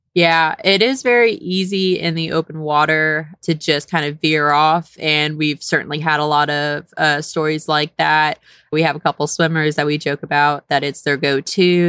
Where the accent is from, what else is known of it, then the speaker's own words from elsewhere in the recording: Houston, Texas, United States; also born or lived in Saint Kitts and Nevis; I'm originally born and raised in Texas